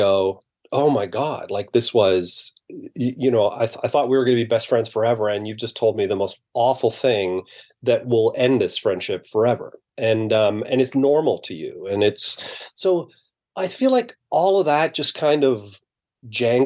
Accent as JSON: {"language": "English", "town": "Brampton", "region": "Ontario", "country": "Canada", "tie": "born or raised there", "said": "I grew up in Brampton, so to me, that's pretty middle class."}